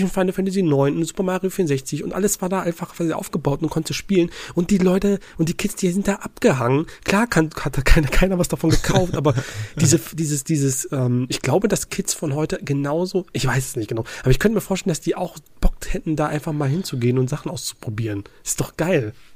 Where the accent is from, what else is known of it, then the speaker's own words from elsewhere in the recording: Ruhr area, North Rhine-Westphalia, Germany; moved away; ich komme aus, ursprünglich aus dem Ruhrgebiet